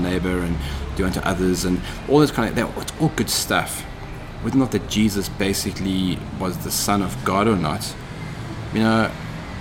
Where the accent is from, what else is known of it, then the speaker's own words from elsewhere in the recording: Cape Town, Western Cape, South Africa; Grew up in Cape Town, learned to ride a BMX.